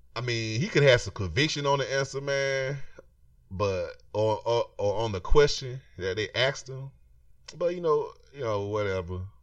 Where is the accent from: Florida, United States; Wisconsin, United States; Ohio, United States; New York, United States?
Florida, United States; I'm from Florida. I'm from, I'm from the South